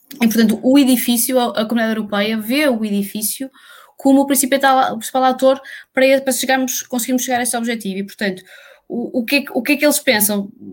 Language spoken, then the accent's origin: Portuguese; Portugal; nós, como portugueses